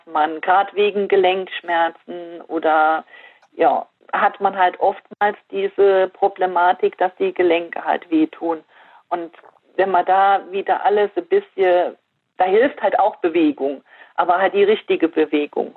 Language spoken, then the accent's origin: German; Fürth, Saarland, Germany; hier in Fürth in meinem Heimatdorf